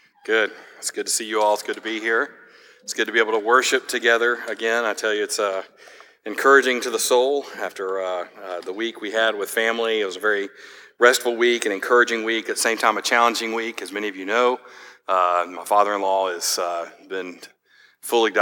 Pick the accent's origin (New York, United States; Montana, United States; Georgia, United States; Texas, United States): Georgia, United States; I grew up in Georgia.